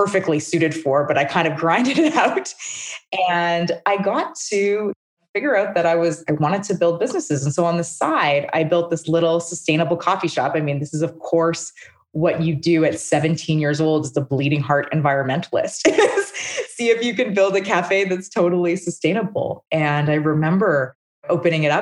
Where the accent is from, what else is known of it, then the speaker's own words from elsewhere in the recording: Calgary, Alberta, Canada; also born or lived in Regina, Saskatchewan; I was born in Calgary.